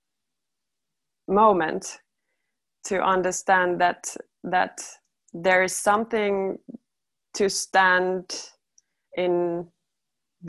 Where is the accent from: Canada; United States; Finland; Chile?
Finland; I'm also from Finland